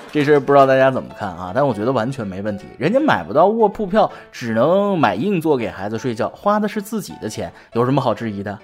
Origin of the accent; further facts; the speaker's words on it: China; 我们中国人